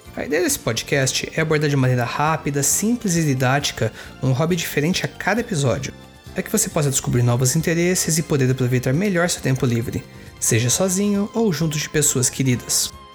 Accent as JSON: {"language": "Portuguese", "town": "Sorocaba", "region": "São Paulo", "country": "Brazil", "tie": "born or raised there", "said": "minha cidade natal, que é Sorocaba"}